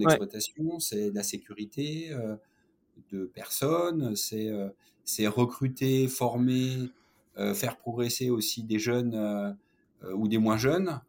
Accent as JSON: {"language": "French", "area": "Saône-et-Loire", "region": "Bourgogne-Franche-Comté", "country": "France", "tie": "born or raised there", "also_born_or_lived": "Auch, Gers (birthplace, south-west France)", "said": "mon père a été muté en Saône-et-Loire"}